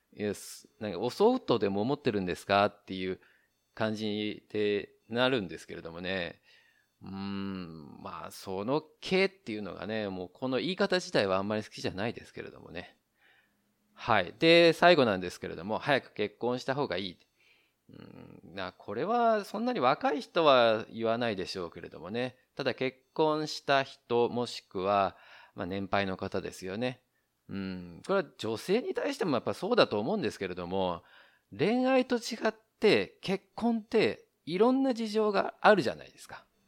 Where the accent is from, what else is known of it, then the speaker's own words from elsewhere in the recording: Japan; now in Taiwan; 日本の僕台湾人パートナーを持つ日本人